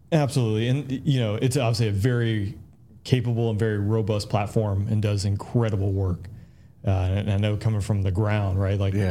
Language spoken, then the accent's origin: English; Peachtree City, Georgia, United States; growing up in Peachtree City was phenomenal